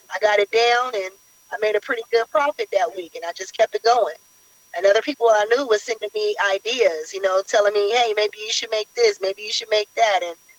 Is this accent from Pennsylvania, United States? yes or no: no; San Francisco, California, United States; also born or lived in Oakland, California; I was born in San Francisco, California, and pretty much raised all over the Bay Area.